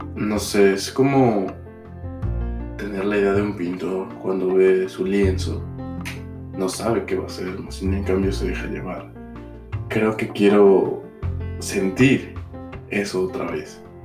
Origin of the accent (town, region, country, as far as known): Mexico; moved away as an adult; also born or lived in Mexico City; now in United States